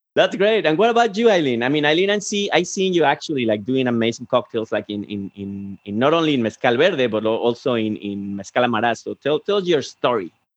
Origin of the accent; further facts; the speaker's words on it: Guadalajara, Jalisco, Mexico; I'm Tapatio